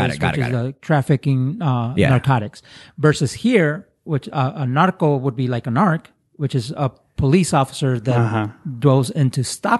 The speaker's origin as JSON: {"language": "English", "town": "Nogales", "region": "Sonora", "country": "Mexico", "tie": "born or raised there", "moved": "yes", "said": "I grew up in Nogales, Sonora"}